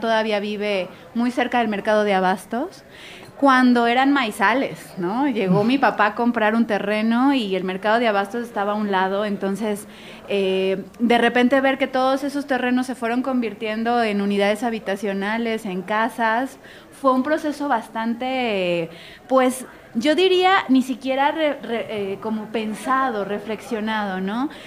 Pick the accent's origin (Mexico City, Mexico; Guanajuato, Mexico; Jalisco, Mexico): Jalisco, Mexico; Guadalajara; los tapatíos sobre todo que somos tan